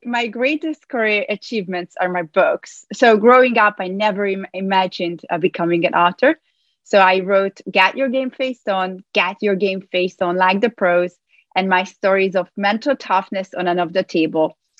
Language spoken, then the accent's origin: English; Hungary; moved away as an adult; now in New York, United States; I was born in Hungary, where I obtained a degree in psychology and play professional table tennis there